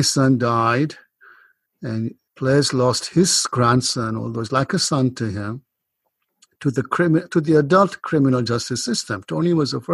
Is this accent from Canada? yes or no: no; Kenya; moved away as an adult; now in United States; I grew up in Kenya and emigrated to the US in my 20s